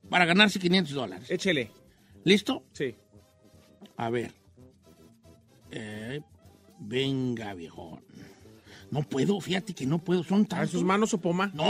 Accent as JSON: {"language": "Spanish", "region": "Mexico City", "country": "Mexico", "moved": "yes", "lives_now": "Tulsa, United States", "said": "De la Ciudad de México."}